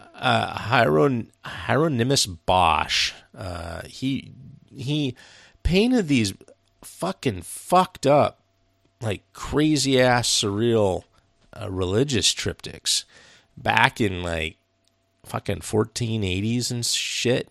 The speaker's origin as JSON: {"language": "English", "country": "United States"}